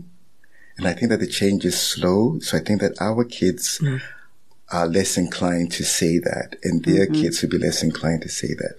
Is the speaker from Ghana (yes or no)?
yes; Ghana; also born or lived in Nigeria; now in South Africa; growing up in West Africa